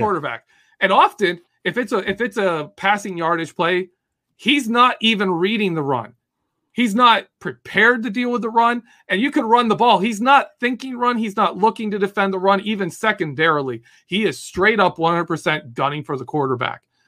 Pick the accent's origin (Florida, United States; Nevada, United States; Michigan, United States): Michigan, United States; Adrian; now in Pittsburgh, United States; I was born in Michigan, uh, Adrian, Michigan